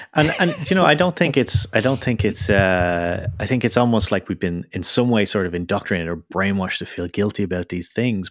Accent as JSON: {"language": "English", "country": "Ireland", "said": "I'm from Ireland"}